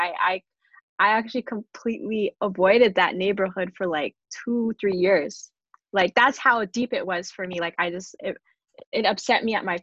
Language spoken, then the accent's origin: English; Canada; also born or lived in Toronto / Michigan; My family had an Ethiopian restaurant in my hometown in Canada back in the 90s